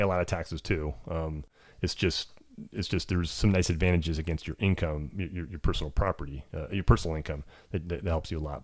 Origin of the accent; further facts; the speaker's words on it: California, United States; I grew up in America, um, little farm out in California